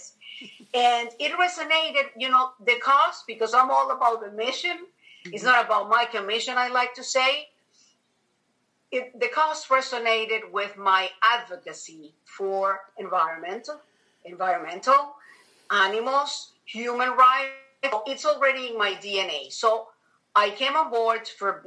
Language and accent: English; Venezuela; moved away as an adult; now in United States; I'm originally from Venezuela, South America